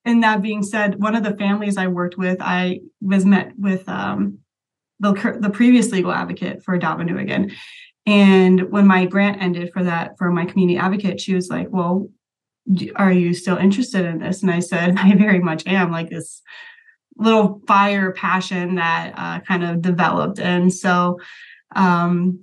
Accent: Las Vegas, Nevada, United States; moved away as an adult; also born or lived in Greencastle, Indiana; I was actually born and raised in Las Vegas

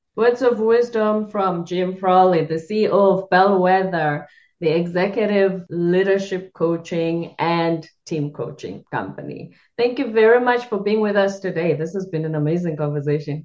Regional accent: South Africa; I'm South African. I'm from the Zulu culture

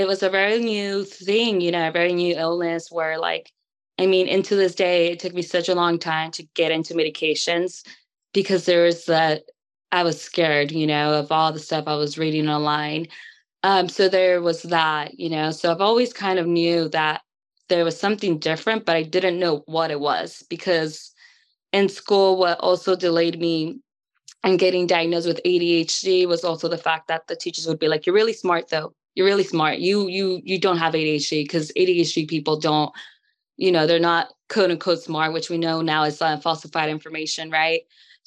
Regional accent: California, United States; I'm from California

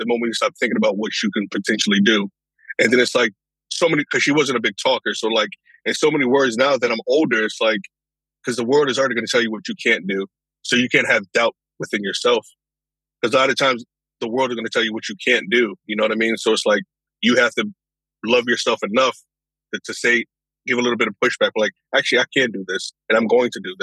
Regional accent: Norwalk, Connecticut, United States; also born or lived in White Plains, New York; I was born in White Plains, New York, and I was moved to Norwalk, Connecticut when I was about 5 years old

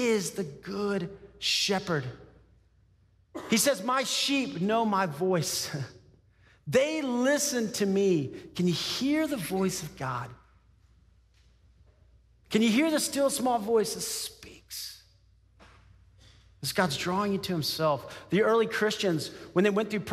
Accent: Texas, United States; I grew up in Texas

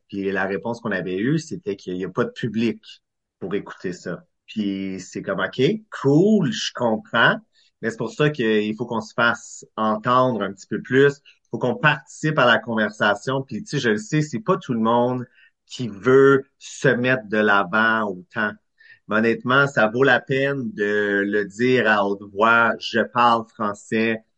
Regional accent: Clarence Creek, Ontario, Canada; moved away as an adult; also born or lived in Vancouver; Je suis originaire de l'Est ontarien, d'une petite ville qui s'appelle Clarence Creek

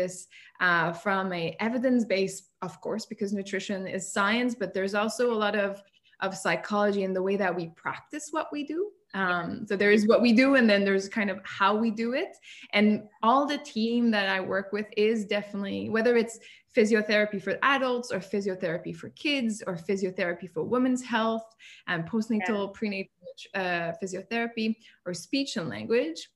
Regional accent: the French part of Canada, Quebec, Canada; English is a second language; moved away as an adult; now in Abu Dhabi, United Arab Emirates; I'm outside of town. I'm from the French part of Canada

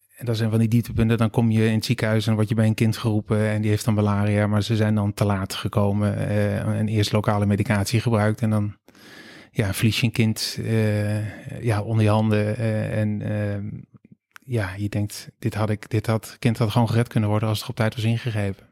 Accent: Steenderen, Gelderland, Netherlands; moved away as an adult; also born or lived in Rotterdam / Amsterdam; Ik ben opgegroeid in Steeneren. Wie kent het niet? Dat is een klein dorpje in de Achterhoek

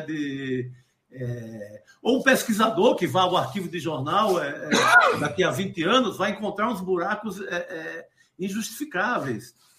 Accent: Cariri, Ceará, Brazil; also born or lived in Recife; now in São Paulo, Brazil; desse mesmo lugar lá de onde eu venho, do Cariri cearense, aqui em São Paulo

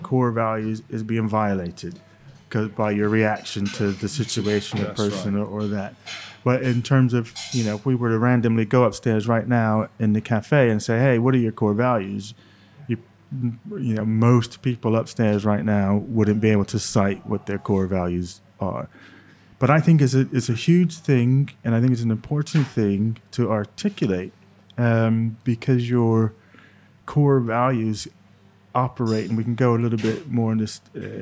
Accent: New Jersey, United States; born or raised there

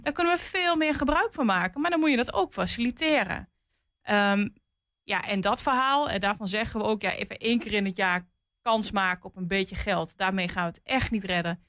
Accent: Twente, Overijssel, Netherlands; ik kom uit Twente en in Twente zeggen we wel eens achter Amersfoort gaat het licht uit

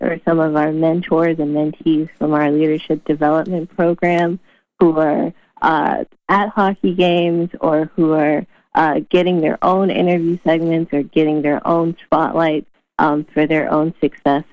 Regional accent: Florida, United States; my hometown of Florida

